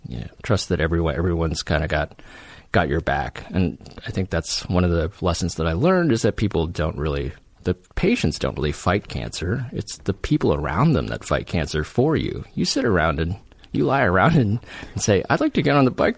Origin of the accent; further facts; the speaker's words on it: Silicon Valley, California, United States; I grew up in Silicon Valley.